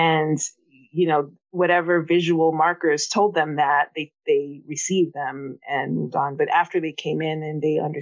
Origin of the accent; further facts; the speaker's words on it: New York City, New York, United States; also born or lived in Bed-Stuy, Brooklyn; I grew up in Queens